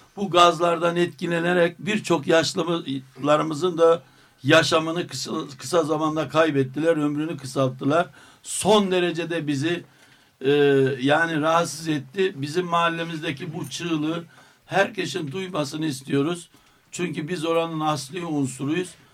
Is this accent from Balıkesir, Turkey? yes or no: no; Derbent, Istanbul, Turkey; bizim dedelerimizin oraya kurduğu mahallede niçin bizim yaşama hakkımız olmasın